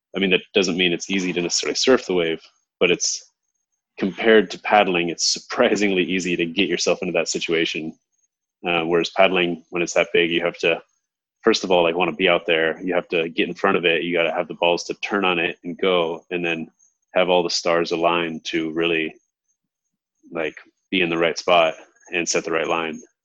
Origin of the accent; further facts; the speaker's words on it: Hermosa Beach, California, United States; moved away as an adult; now in Hawaii, United States; I grew up in Hermosa Beach, California, and moved to Hawaii when I was 18